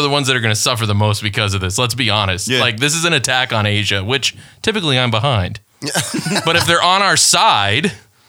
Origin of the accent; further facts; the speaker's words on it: Detroit, Michigan, United States; I am from Detroit.